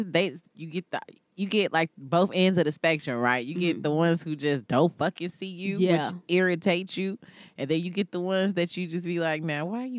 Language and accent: English; United States; I'm American